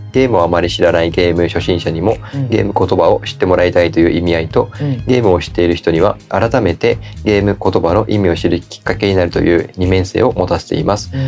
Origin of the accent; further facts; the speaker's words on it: Kagoshima, Japan; now in Yokohama, Japan; 僕その鹿児島で育ってたから